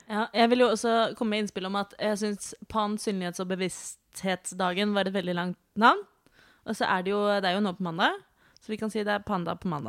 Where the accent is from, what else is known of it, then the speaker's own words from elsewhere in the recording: Oslo, Norway; Og dette kommer fra … som er født og oppvokst i Oslo.